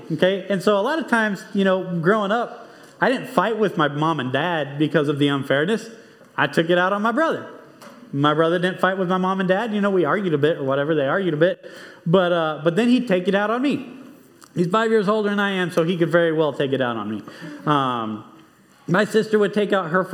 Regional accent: Monterrey, Nuevo León, Mexico; moved away; I grew up in Mexico.

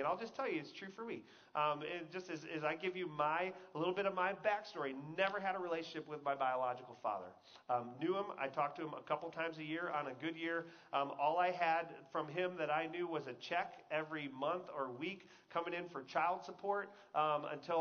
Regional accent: Texas, United States; I grew up in Texas

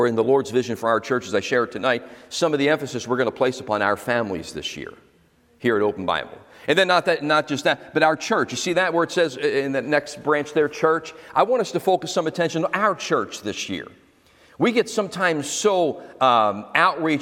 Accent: Philadelphia, Pennsylvania, United States; also born or lived in Florida; now in New Jersey, United States; I was born in South Philly

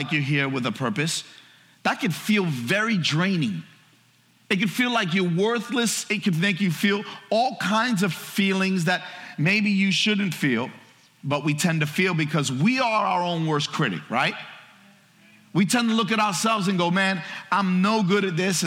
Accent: New York City, New York, United States; I grew up in New York City.

